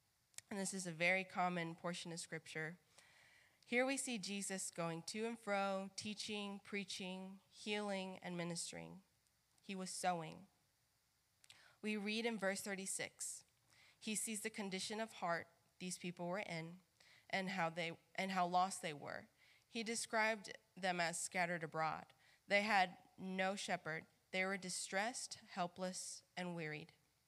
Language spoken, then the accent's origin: English; Mississippi, United States; Many of you know that I am from Mississippi, and sometimes I get asked all the time, but where's your accent? I'm not really truly like Mississippian at heart. I have a Spanish family.